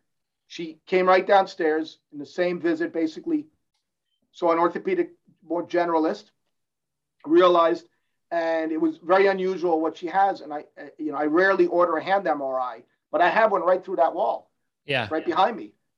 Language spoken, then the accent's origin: English; Cuba; I'm a capitalist. I came from Cuba. I'm a capitalist.